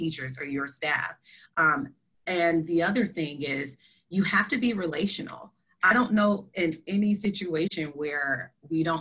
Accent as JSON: {"language": "English", "region": "Florida", "country": "United States", "moved": "yes", "lives_now": "South Dakota, United States", "said": "I am originally from Florida"}